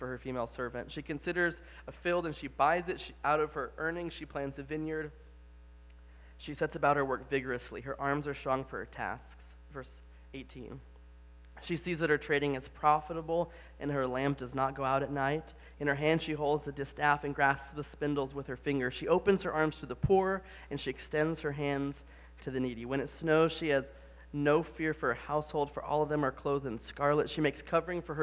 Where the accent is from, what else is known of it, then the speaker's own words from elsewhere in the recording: the Bible Belt, Southern United States, United States; moved away; I grew up in the Bible Belt